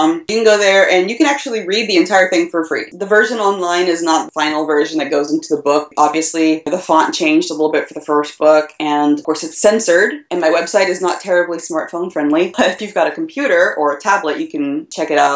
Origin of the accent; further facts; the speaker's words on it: Tulsa, Oklahoma, United States; moved away; Tokyo and Tulsa, which is my hometown. I'm from Tulsa originally